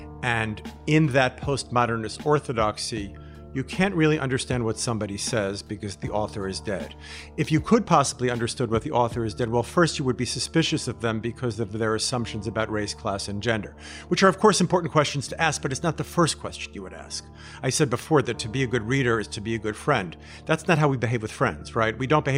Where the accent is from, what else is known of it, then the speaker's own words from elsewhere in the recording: United States; also born or lived in Israel; I'm American, I'm Israeli